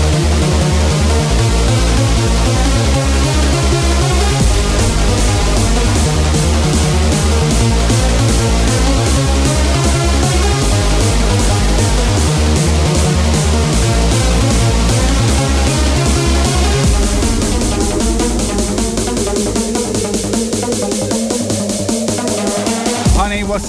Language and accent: English; United Kingdom; moved away; my home country, the UK